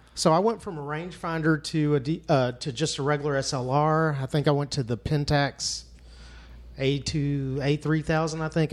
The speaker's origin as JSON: {"language": "English", "town": "Fort Worth", "region": "Texas", "country": "United States", "tie": "born or raised there", "said": "as a young kid growing up in Cowtown"}